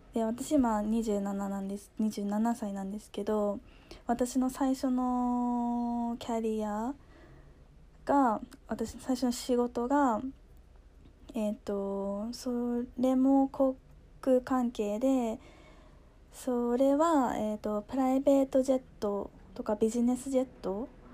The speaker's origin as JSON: {"language": "Japanese", "country": "Japan", "tie": "born or raised there", "also_born_or_lived": "United States", "moved": "as an adult", "lives_now": "Hong Kong", "said": "自分が育生まれ育ってきた日本"}